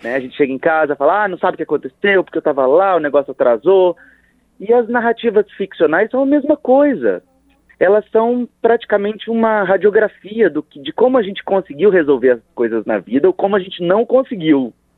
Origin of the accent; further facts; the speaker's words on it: Rio de Janeiro, Brazil; Nós somos do Rio de Janeiro